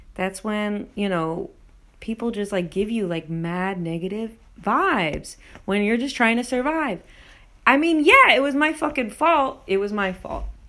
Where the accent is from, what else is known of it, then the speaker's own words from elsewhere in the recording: New Jersey, United States; also born or lived in New York; I'm from New York and New Jersey